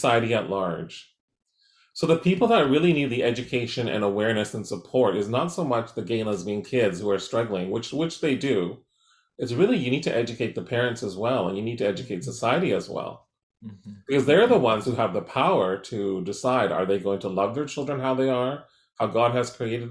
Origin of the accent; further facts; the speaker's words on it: Surrey, British Columbia, Canada; growing up in Surrey Newton, a working class area, a very racially divided town in Surrey